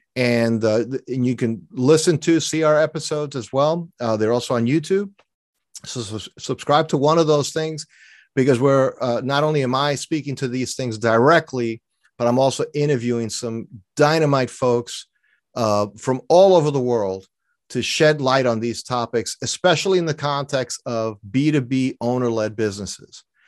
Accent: New York City, New York, United States; I grew up in New York City, so I'm not a sailor

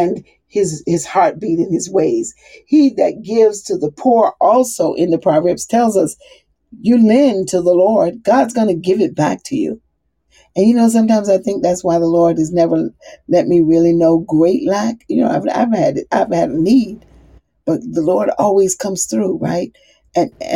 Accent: the South, United States; I'm from the South

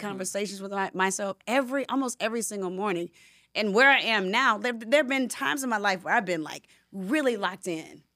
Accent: Decatur, Georgia, United States; also born or lived in Atlanta; I'm a girl from Decatur, Georgia, from Southwest DeKalb High School

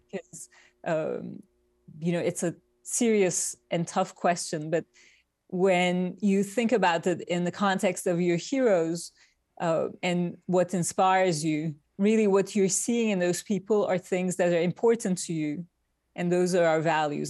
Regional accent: Turkey; moved away as an adult; now in New York, United States; I was born in Turkey. I grew up in Turkey. And I came to New York, uh, with a Fulbright scholarship

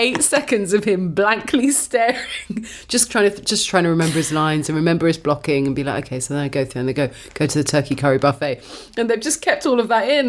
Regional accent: United Kingdom; as a woman growing up in Britain

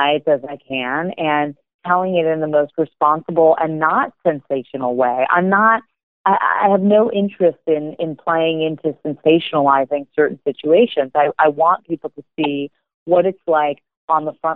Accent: United States; I am American

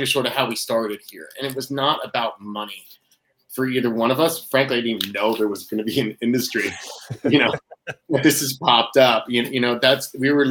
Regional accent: New Hampshire, United States; also born or lived in Boston / Connecticut; now in Massachusetts, United States; I'm a New England boy. Born and raised in New Hampshire

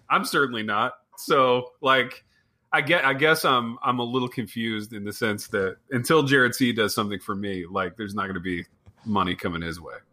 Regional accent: Midwest, United States; so growing up in the Midwest, growing up in a small town

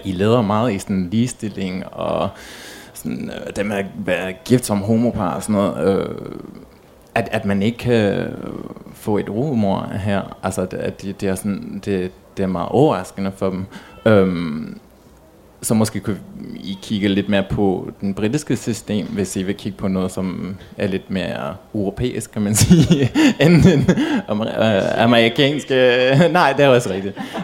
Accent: England, United Kingdom; now in Denmark; jeg kommer fra England

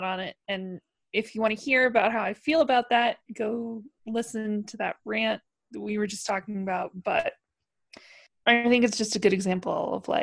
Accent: Wyoming, United States; growing up in Wyoming, I know a lot of people who, like, work on ranches

